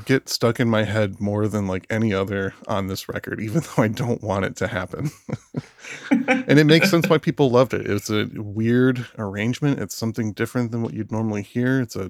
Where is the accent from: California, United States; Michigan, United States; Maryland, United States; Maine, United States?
Michigan, United States; moved away; also born or lived in Philadelphia; I was born in Michigan